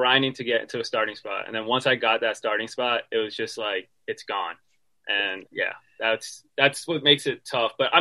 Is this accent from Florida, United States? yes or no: yes; Miami, Florida, United States; moved away; I'm from Miami